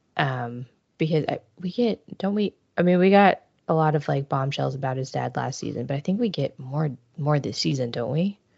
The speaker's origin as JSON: {"language": "English", "region": "Midwest", "country": "United States", "tie": "born or raised there", "said": "I grew up in the Midwest"}